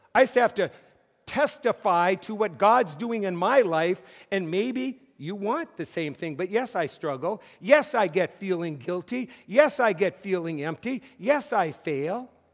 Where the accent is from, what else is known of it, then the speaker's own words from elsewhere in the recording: Mott, North Dakota, United States; moved away as an adult; also born or lived in Massachusetts / Fort Wayne; I grew up in North Dakota